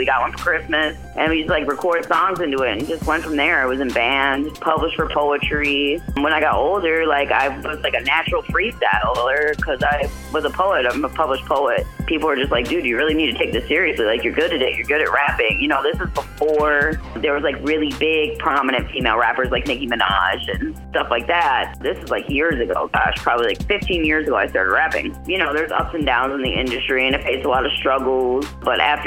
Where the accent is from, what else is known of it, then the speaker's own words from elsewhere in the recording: Canada; I was born in Canada